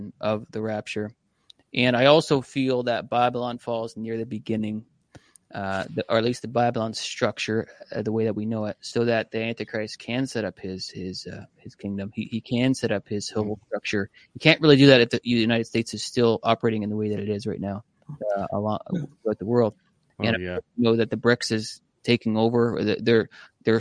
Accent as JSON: {"language": "English", "country": "Canada"}